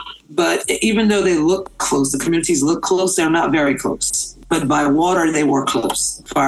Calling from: Grand Bois, Louisiana, United States; I'm coming in from Grand Bois, Louisiana, about 10 miles south of Houma. I'm a citizen of the United Houma Nation

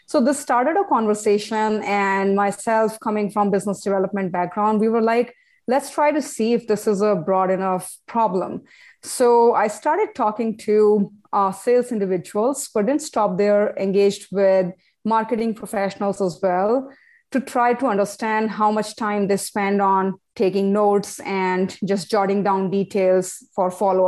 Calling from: Toronto, Ontario, Canada; I'm calling from Toronto.

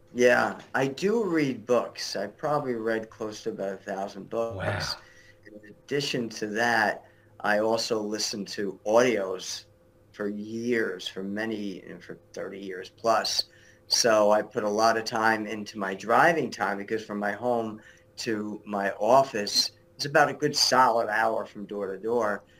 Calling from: Englewood, New Jersey, United States; I'm calling you from New Jersey. My office is in Englewood, New Jersey.

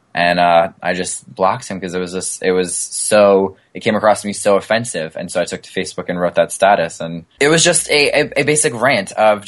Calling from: New York City, New York, United States; East Harlem, New York City.

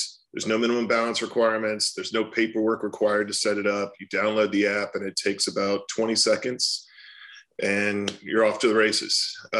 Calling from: Austin, Texas, United States; Austin, Texas.

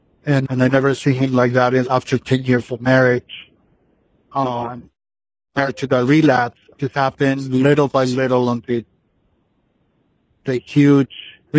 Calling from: Los Angeles, California, United States; I'm calling you from California. I live in Los Angeles.

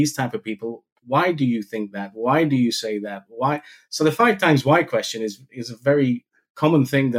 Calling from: Maastricht, Limburg, Netherlands; I'm calling in from Maastricht. I have a home office base, but it's not far away from the headquarters for Stahl.

